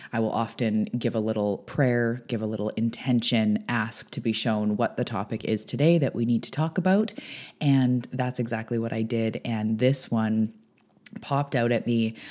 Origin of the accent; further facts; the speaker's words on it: Canada; also born or lived in Vancouver Island; I am a Canadian. I'm an island girl